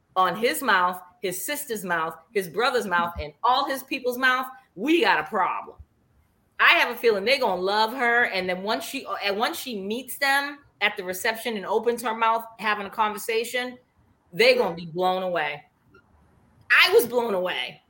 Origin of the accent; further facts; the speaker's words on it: Boston, Massachusetts, United States; accent: Boston; my Boston accent